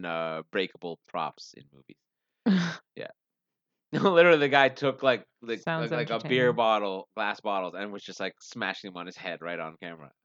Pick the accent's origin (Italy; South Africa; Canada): Canada; we're Canadian